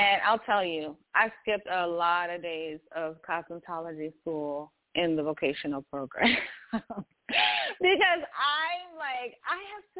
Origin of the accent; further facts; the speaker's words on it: Michigan, United States; moved away as an adult; also born or lived in North Carolina; I'm from Michigan, and I had to go to North Carolina to the school